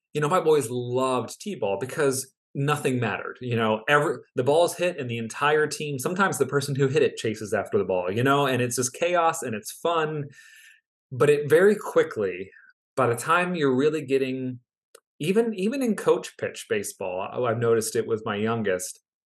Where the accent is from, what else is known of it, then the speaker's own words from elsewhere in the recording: near Baltimore, Maryland, United States; I grew up near Baltimore